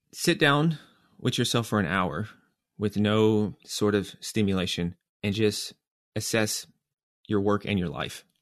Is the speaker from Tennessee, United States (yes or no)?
yes; Nashville, Tennessee, United States; moved away; also born or lived in New York; I'm from Nashville, Tennessee